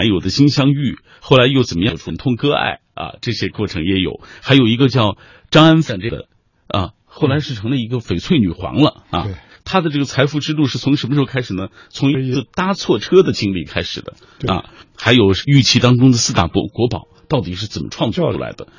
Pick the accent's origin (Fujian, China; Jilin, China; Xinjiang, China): Xinjiang, China; moved away; 从新疆来的，从小我在新疆就听说，好像新疆的和田玉是很有名的